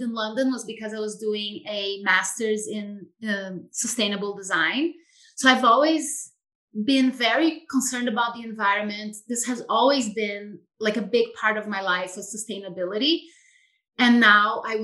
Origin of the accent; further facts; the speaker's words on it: Brazil; moved away as an adult; now in Idyllwild, United States; I'm from Brazil originally, as you know, and I grew up in a more rural environment